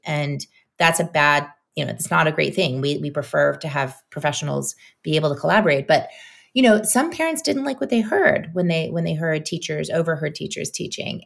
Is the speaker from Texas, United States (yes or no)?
no; New Orleans, Louisiana, United States; now in Brooklyn, United States; New Orleans is my hometown